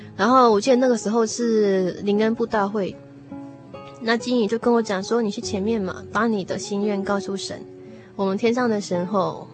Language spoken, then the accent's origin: Chinese; Taiwan; 我小时候在眷村长大